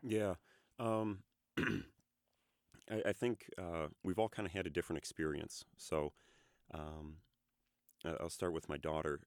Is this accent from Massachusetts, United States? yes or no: no; Ann Arbor, Michigan, United States; moved away as an adult; we are from Ann Arbor, Michigan. Uh, I grew up there